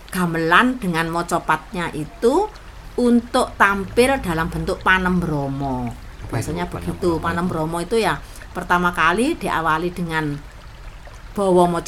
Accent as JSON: {"language": "Indonesian", "town": "Banyulegi", "region": "East Java", "country": "Indonesia", "said": "Saya berasal dari desa Banyulegi, kecamatan Daur Blandong, Kabupaten Mojokerto, Jawa"}